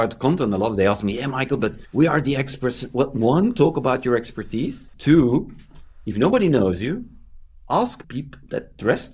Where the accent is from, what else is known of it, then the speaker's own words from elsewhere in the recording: Belgium; I'm from Belgium